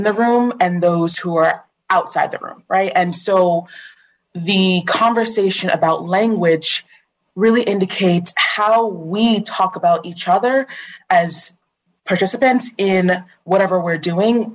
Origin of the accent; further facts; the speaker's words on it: Long Island, New York, United States; moved away; also born or lived in Florida / Virginia; I'm originally from Long Island